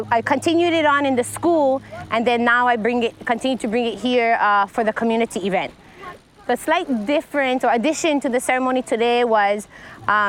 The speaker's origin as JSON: {"language": "English", "area": "King's Landing", "region": "Hawaii", "country": "United States", "tie": "born or raised there", "said": "all my childhood friends that I grew up in King's Landing"}